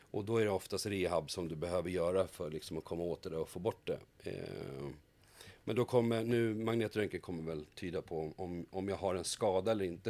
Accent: Haninge, Stockholm County, Sweden; är född och uppvuxen ute i Haninge

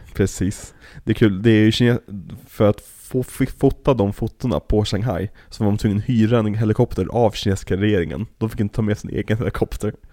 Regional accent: Sweden; oss som svenskar

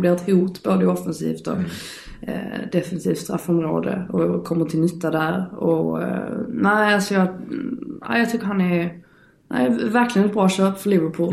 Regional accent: Skåne, Sweden; jag är skåning

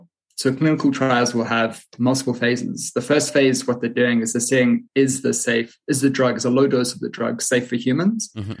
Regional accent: Pietermaritzburg, KwaZulu-Natal, South Africa; moved away as an adult; also born or lived in London; now in Poland; Yeah, so I was born in Pietermaritzburg, which is near Durban on the east coast of South Africa. I was born and raised there and I left when I was 21. So I moved to London at 21

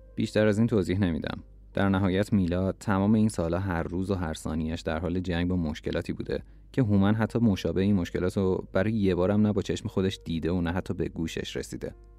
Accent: Iran; من ایرانیم

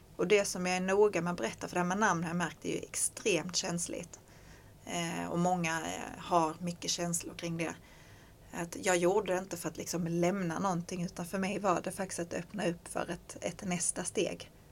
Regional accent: Skåne, Sweden; som skåning

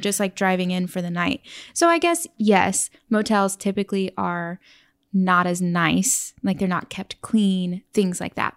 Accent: Oklahoma, United States; moved away as an adult; also born or lived in New York City; now in Oregon, United States; the town we grew up in in Oklahoma had 50,000 people

